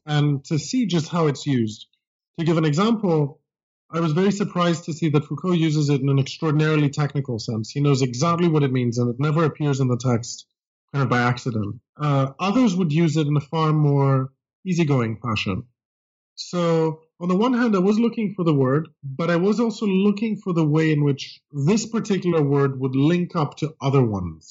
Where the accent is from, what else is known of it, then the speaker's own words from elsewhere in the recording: Greece; English is a second language; moved away as an adult; now in United States; I grew up in Greece uh, and came to college in the United States